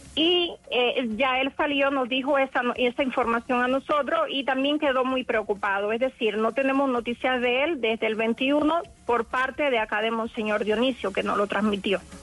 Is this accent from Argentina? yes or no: no; Cuba; moved away as an adult; now in United States; somos pocos los cubanos que hemos determinado enfrentar la dictadura